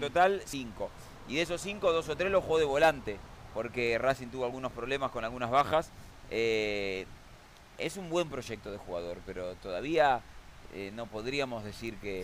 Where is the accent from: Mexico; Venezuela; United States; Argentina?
Argentina